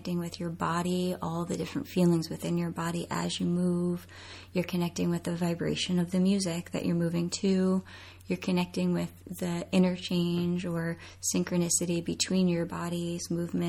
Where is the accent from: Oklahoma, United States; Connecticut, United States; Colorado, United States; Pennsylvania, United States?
Pennsylvania, United States; Coatesville; now in State College, United States; I am originally from Coatesville, Pennsylvania